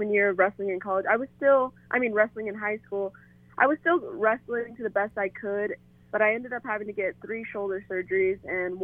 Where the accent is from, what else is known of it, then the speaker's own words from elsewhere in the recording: Denver, Colorado, United States; I'm from Denver and I love our campus and I love the town here.